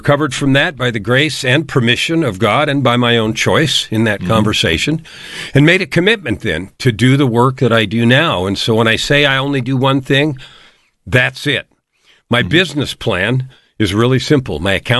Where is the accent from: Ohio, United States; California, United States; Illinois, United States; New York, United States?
California, United States; San Francisco; Well, I grew up in born in San Francisco, raised in what looked like a traditional two-family home.